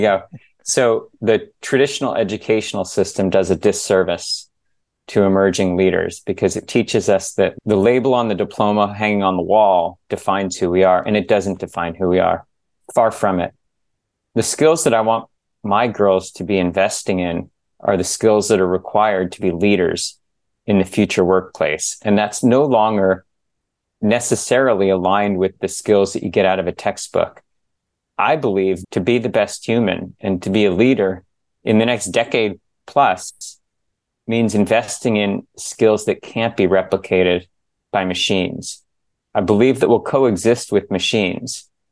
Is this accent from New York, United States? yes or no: no; San Diego, California, United States; moved away as an adult; also born or lived in New Jersey / Bay Area; I was born in New Jersey, grew up in San Diego